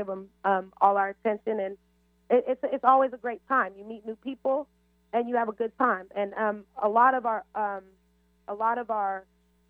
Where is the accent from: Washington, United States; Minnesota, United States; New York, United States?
Washington, United States; Seattle; also born or lived in Kenya; I am a local to the Central District. I was born in Kenya, East Africa, but my entire family, my mother is from the Central District